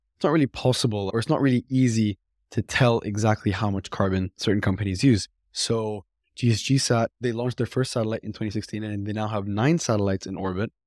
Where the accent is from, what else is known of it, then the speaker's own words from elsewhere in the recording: Mississauga, Ontario, Canada; my hometown, actually, Mississauga